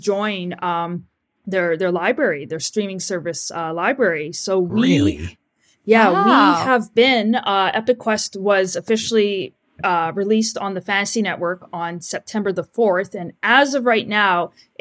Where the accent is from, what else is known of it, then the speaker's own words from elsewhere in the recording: Vancouver, British Columbia, Canada; I'm from Vancouver, British Columbia, Canada, and I am a filmmaker and graphic designer